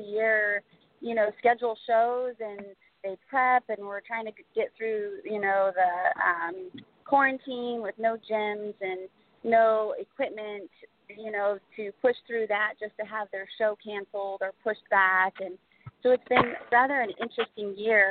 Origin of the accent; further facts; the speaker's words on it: St. Louis, Missouri, United States; I'm from St. Louis, Missouri.